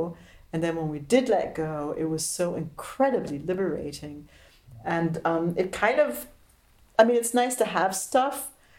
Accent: Tacoma, Washington, United States; moved away as an adult; also born or lived in Berlin, Germany; I grew up in America. I was born in Tacoma. I moved to Berlin in 87.

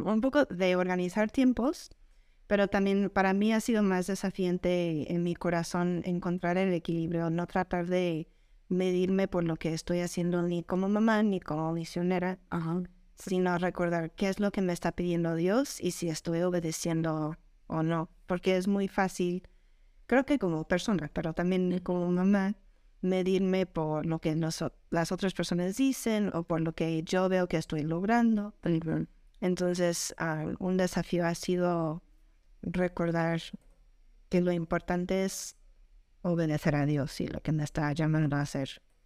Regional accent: Colorado, United States; moved away as an adult; also born or lived in Puebla / Querétaro; now in Mexico; yo vengo de Estados Unidos, de Colorado, ya desde hace 17 años estoy aquí en México

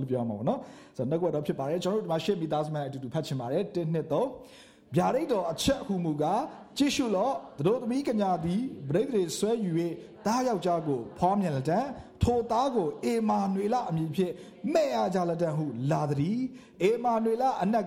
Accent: Myanmar

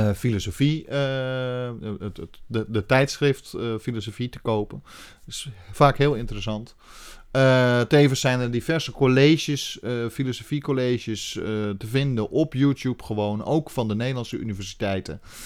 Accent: Netherlands

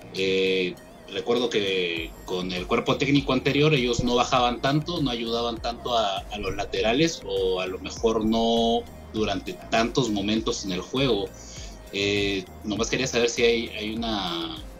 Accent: Peru; como peruano

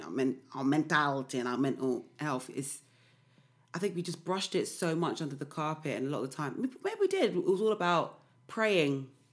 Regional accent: London, United Kingdom; now in East London, United Kingdom; I'm always from South

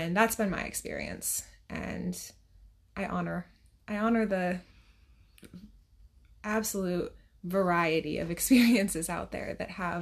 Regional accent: New Hampshire, United States; And I'm from New Hampshire

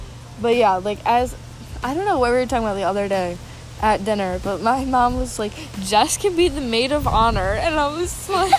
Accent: United States; I'm American.

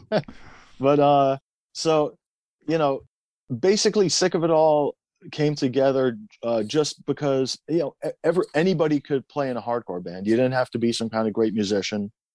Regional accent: Tehran, Tehran Province, Iran; also born or lived in Queens, New York, United States; now in United States; I was born in Iran, in Tehran.

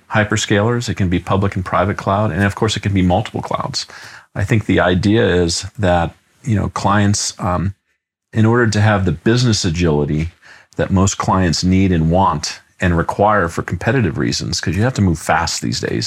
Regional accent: Los Angeles, California, United States; moved away as an adult; I grew up in Los Angeles, California, and lived there the first 20 plus years of my life

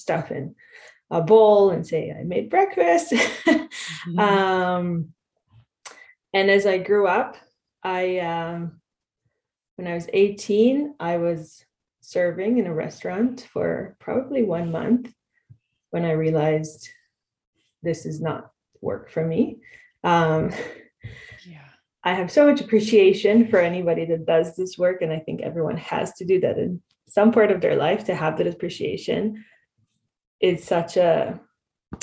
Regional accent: Israel; moved away as an adult; now in Canada; I grew up in Israel

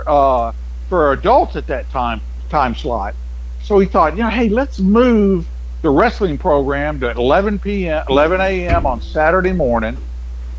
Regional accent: Memphis, Tennessee, United States; I grew up in Memphis.

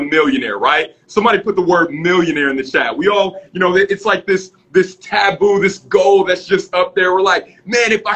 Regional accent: Cleveland, Ohio, United States; I was born in Cleveland, Ohio

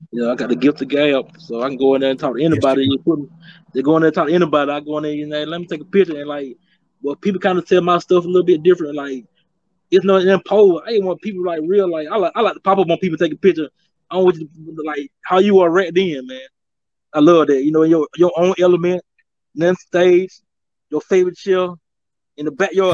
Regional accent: Macon, Georgia, United States; born or raised there

